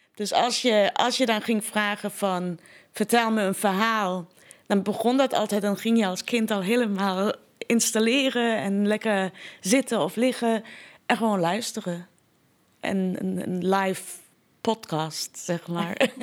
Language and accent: Dutch; Iran; Dutch is a second language; now in Netherlands; De hele Iraanse cultuur is indirect. Wij zijn nooit zo direct als Nederlanders dat zijn.